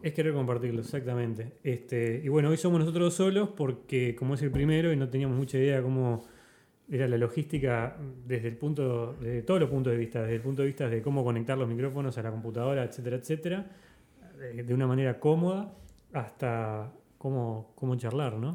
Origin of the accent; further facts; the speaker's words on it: Montevideo, Uruguay; also born or lived in United States; yo soy de Montevideo, nací en Montevideo, viví toda mi vida en Montevideo